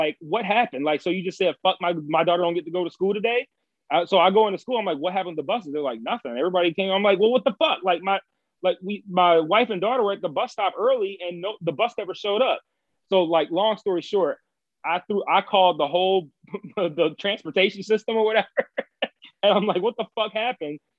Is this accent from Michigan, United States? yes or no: yes; Detroit, Michigan, United States; moved away; I grew up in Detroit